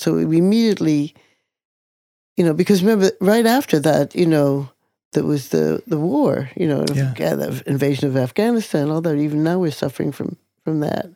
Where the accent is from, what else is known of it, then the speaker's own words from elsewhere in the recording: Jerusalem, Jerusalem District, Israel; now in New York, United States; I was born in 1945, and I was born in Jerusalem, Israel